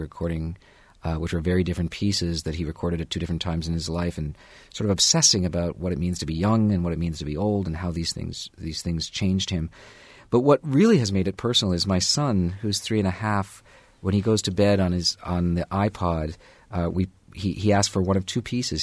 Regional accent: Canada; also born or lived in New York; now in Bloomington, United States; I'm a Canadian

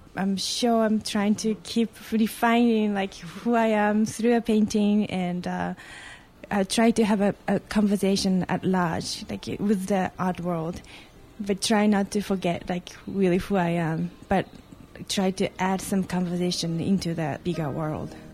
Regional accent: Japan; moved away as an adult; now in United States; I was born in Japan and moved to America um, about 10 years ago, and then actually became an American citizen

